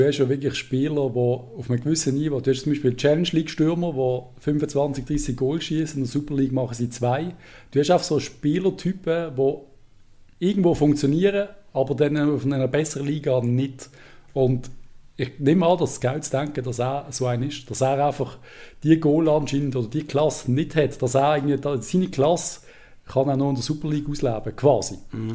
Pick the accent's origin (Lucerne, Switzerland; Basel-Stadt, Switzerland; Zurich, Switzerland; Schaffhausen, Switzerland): Basel-Stadt, Switzerland; Basel